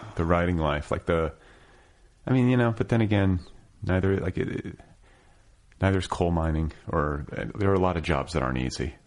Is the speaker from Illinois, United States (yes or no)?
no; Milwaukee, Wisconsin, United States; moved away as an adult; now in Los Angeles, United States; I'm from the Midwest. I'm from Milwaukee.